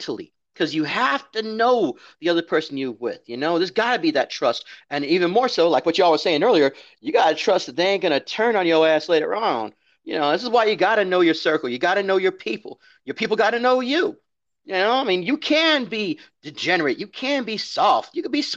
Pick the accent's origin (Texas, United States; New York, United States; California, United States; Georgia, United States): California, United States; Southern; I'm from San California, Southern California, you know, especially around San Bernardino to Azusa